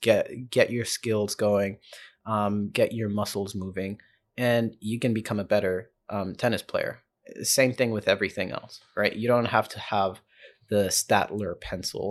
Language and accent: English; Johannesburg, Gauteng, South Africa; born or raised there; also born or lived in Zambia / Prince Edward Island, Canada; now in Toronto, Canada